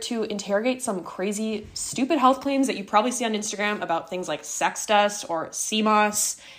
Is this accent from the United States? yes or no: yes; Midwest, United States; now in New York City, United States; We're both from the Midwest. We both are Generation Z. We both live in New York City.